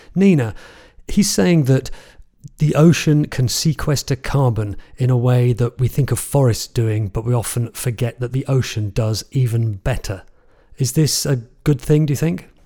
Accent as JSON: {"language": "English", "region": "England", "country": "United Kingdom", "said": "my home country of England"}